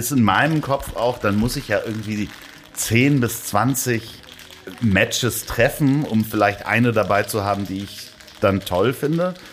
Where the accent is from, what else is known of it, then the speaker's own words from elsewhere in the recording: Hamburg, Germany; das war spannenderweise in meiner Heimatstadt in Hamburg hat das so gar nicht richtig funktioniert.